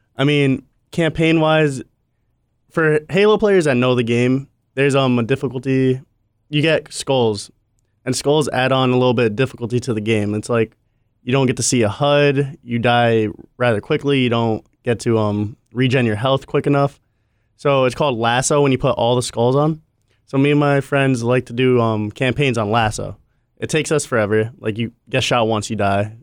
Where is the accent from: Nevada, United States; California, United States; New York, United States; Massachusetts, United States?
Massachusetts, United States; now in Florida, United States; I'm from Massachusetts, now that I moved down south to Florida